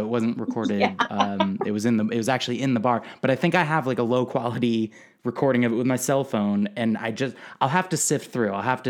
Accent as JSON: {"language": "English", "town": "Guilford", "region": "Connecticut", "country": "United States", "tie": "born or raised there", "also_born_or_lived": "New Haven, Connecticut", "said": "I was born in New Haven, Connecticut. I mostly grew up in a really small town called Guilford"}